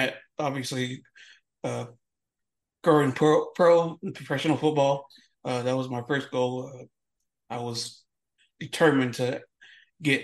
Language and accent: English; Lubbock, Texas, United States; typical football sports kid growing up in the panhandle of Texas, in a little city called Lubbock, Texas